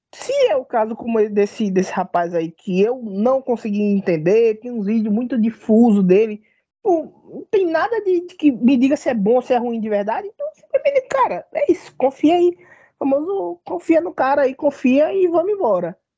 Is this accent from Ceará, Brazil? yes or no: no; Bahia, Brazil; eu sou um cara, um baiano